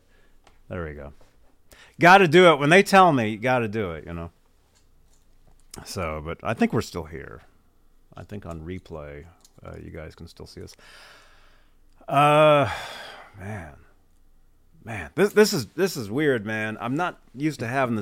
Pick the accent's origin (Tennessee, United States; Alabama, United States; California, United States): California, United States; Bay Area; I am from the Bay Area